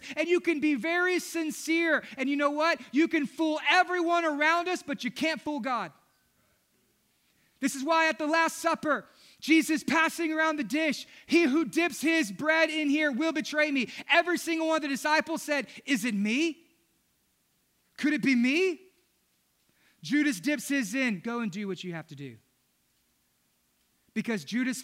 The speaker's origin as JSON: {"language": "English", "region": "Southeast Texas", "country": "United States", "tie": "born or raised there", "said": "Growing up in Southeast Texas"}